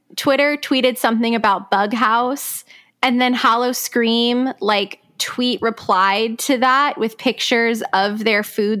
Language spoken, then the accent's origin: English; Palm Beach Gardens, Florida, United States; my hometown of Palm Beach Gardens, Florida